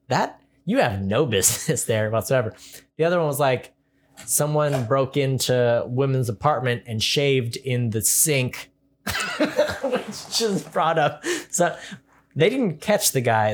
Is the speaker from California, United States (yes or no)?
yes; California, United States; also born or lived in Rexburg, Idaho; I'm from California